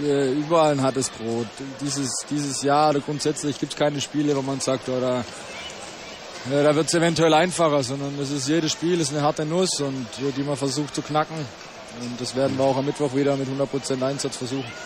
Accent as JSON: {"language": "German", "area": "Bottwar, Swabia", "region": "Baden-Württemberg", "country": "Germany", "moved": "yes", "said": "ich komme aus kleinen Bottweier, ist ein kleines Dorf hier, ungefähr 30 Kilometer weg von Stuttgart"}